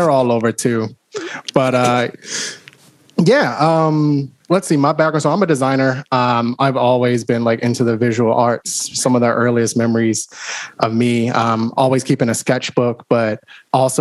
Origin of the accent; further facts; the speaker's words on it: Baltimore, Maryland, United States; I'm from Baltimore. Dang. Grew up here, got roots here